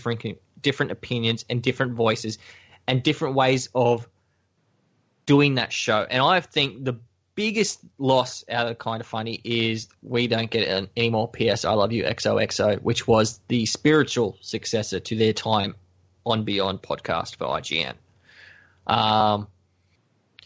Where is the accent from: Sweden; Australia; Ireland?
Australia; Queensland; I'm from Queensland, yes. We're slow, we eat bananas, we're idiots.